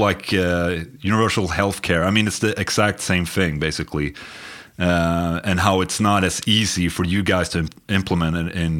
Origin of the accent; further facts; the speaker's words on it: Sweden; we're from Sweden.